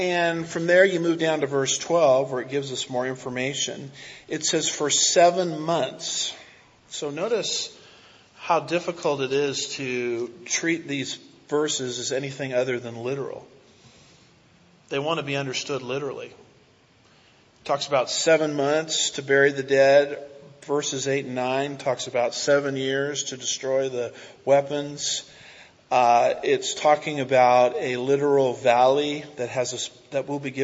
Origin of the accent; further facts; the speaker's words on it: Southern California, United States; now in Houston, United States; I'm from Southern California, which is a virtual parking lot.